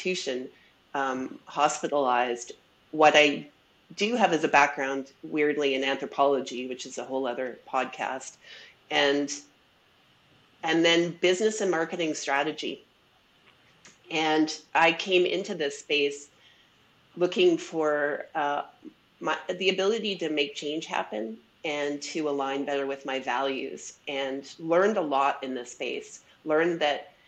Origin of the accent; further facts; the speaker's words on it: Edmonton, Alberta, Canada; I'm also from Edmonton, Treaty 6 territory, and born and raised